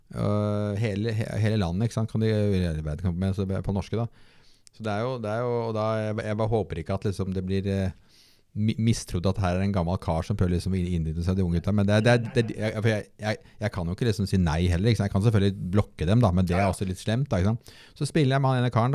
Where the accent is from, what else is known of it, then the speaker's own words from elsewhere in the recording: Bærum, Akershus, Norway; jeg vokste opp da i Bærum og gikk på alle skolene rundt omkring